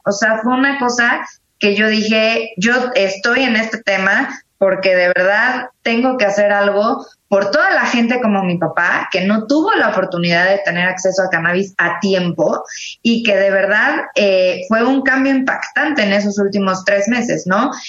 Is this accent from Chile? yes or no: no; Mexico; como mexicanos, como abogados